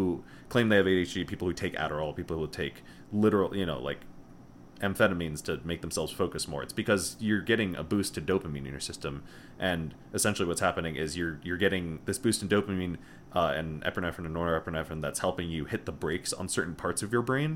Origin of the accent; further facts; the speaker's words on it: Connecticut, United States; moved away as an adult; we're both from Connecticut